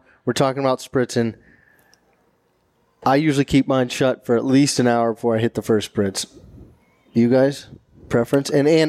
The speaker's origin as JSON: {"language": "English", "area": "right outside Dallas", "region": "Texas", "country": "United States", "tie": "born or raised there", "moved": "as an adult", "lives_now": "Massachusetts, United States", "said": "I grew up right outside Dallas, Texas, and I have never heard of a Boston butt until I moved up here."}